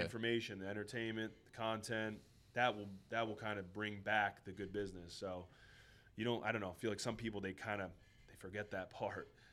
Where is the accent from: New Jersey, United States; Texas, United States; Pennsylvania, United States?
Pennsylvania, United States; Schuylkill County; moved away; first kind of got out of my hometown, like. You know, shout out to the Skook